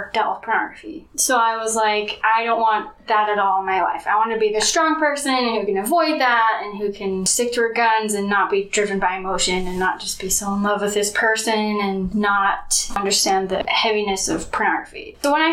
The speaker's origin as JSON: {"language": "English", "town": "Mapleton", "region": "Utah", "country": "United States", "tie": "born or raised there", "said": "I am from Mapleton, Utah. I grew up there, went to Springville High School"}